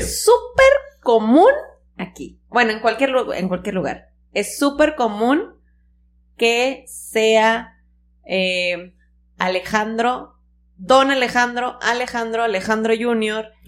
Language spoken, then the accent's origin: Spanish; Tampico, Tamaulipas, Mexico; en Tampico, nosotros somos de Tampico